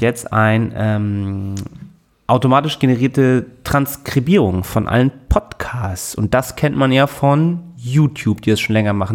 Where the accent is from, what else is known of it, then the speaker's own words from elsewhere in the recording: Hamburg, Germany; ich bin doch auch geboren in Hamburg